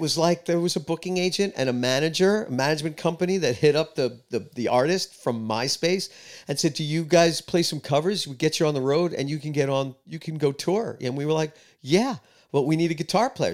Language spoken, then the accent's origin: English; New York City, New York, United States; moved away as an adult; also born or lived in East Village, New York City; now in Nashville, United States; I grew up in Queens, closer to Long Island